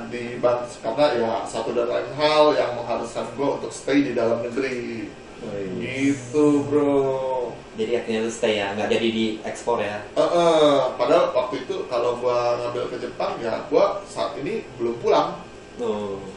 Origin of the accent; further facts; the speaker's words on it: Tangerang, Banten, Indonesia; gua kan dari Tangerang